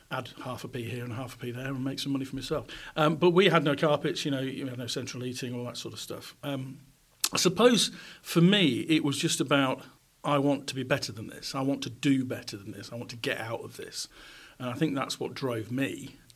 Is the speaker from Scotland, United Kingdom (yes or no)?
no; Goole, Yorkshire and the Humber, United Kingdom; I grew up in pit villages um, in South Yorkshire. I was born in Goole. We moved around pit villages with my dad's job